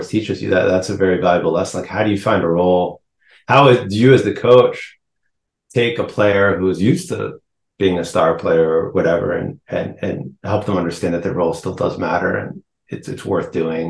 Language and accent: English; Cambridge, Massachusetts, United States; moved away as an adult; also born or lived in Maine / Israel; now in New York City, United States; I grew up in Cambridge, Mass.